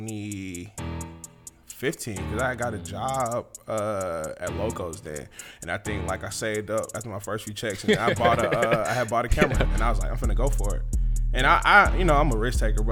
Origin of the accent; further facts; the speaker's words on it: Decatur, Georgia, United States; also born or lived in Atlanta, Georgia; I was actually born at Crawford Long Hospital, Atlanta, Georgia, till 96. We moved from Atlanta to Decatur